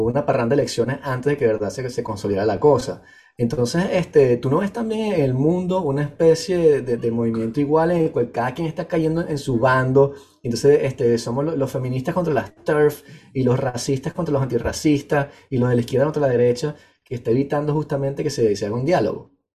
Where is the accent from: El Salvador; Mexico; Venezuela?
Venezuela; moved away; soy muy venezolano centrista